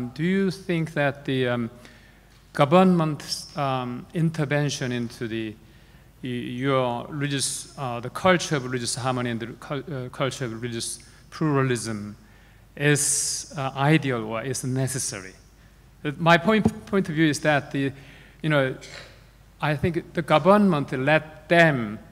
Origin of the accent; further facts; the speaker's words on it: South Korea; I am coming from South Korea